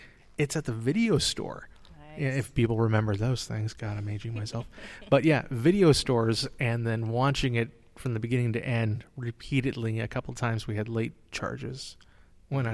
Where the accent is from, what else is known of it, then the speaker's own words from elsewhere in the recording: Southern California, United States; moved away; I'm originally from Southern California